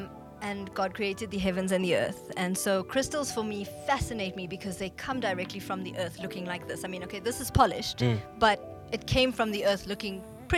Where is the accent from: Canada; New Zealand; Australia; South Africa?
South Africa; because it's really how our journey as Indians in South Africa started. We came from the Canelands. We were brought here as slaves to work the sugarcane fields.